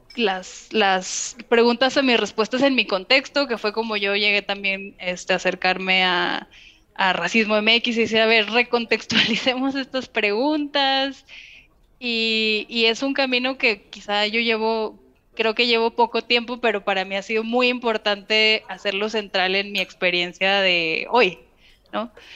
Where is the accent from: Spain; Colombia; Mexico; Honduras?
Mexico; also born or lived in Canada; yo soy mexicana, yo vengo de un país que fue colonizado